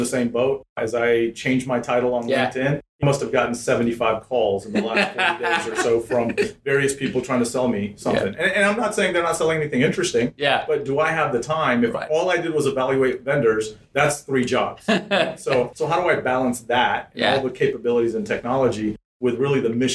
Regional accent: Atlanta, Georgia, United States; English is a second language; also born or lived in India; I grew up in Atlanta

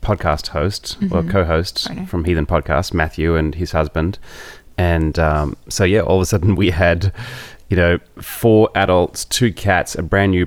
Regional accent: Australia; now in San Diego, United States; I'm an Australian singer-songwriter, currently based in San Diego.

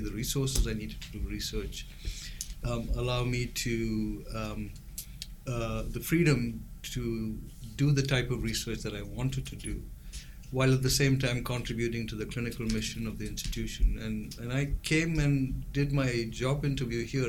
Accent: India; moved away as an adult; also born or lived in Chicago, United States / England; now in Iowa City, United States; So I was born in India. I came here when I was 2 years old, went back when I was 4 years old, and then grew up, did my entire growing up in India.

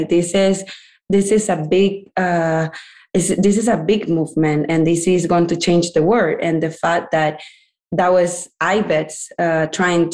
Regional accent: Venezuela; moved away as an adult; now in United States; I'm from Venezuela and I moved to United States 6 years ago, mainly for education, study university here

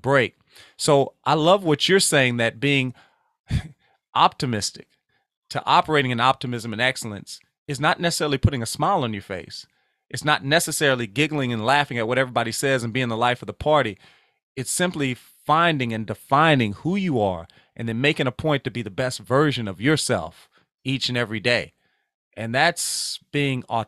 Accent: Louisiana, United States; I'm from Louisiana

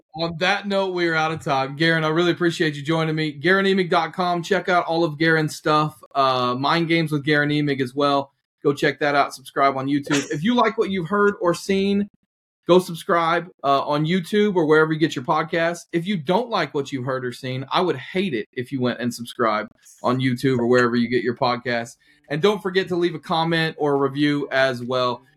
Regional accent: Oklahoma, United States; I'm from Oklahoma

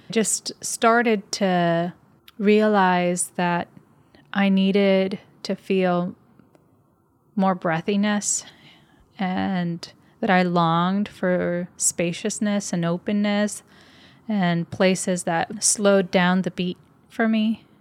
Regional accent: Puerto Rico; moved away; also born or lived in Michigan / California; I had lived in Michigan for a big portion of my life, and I grew up in Puerto Rico.

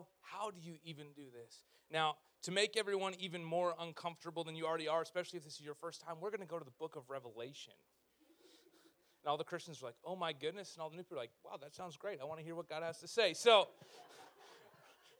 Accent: Canada; in our culture as Canadians, like we're the nice people of the world

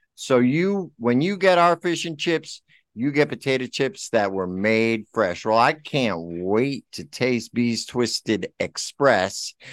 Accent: Milford, Connecticut, United States; I'm from Milford

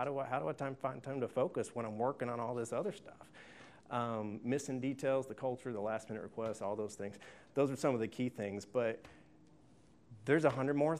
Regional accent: Tuscaloosa, Alabama, United States; I'm from Tuscaloosa, Alabama

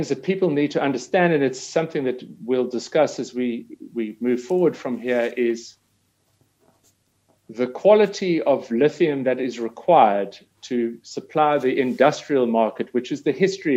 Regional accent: South Africa; being South African, mining has always been part and parcel of our history

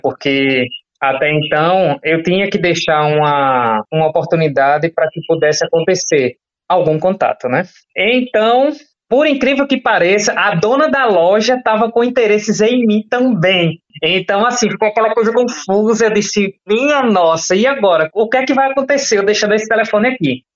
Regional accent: João Pessoa, Paraíba, Brazil; eu sou daqui de João Pessoa

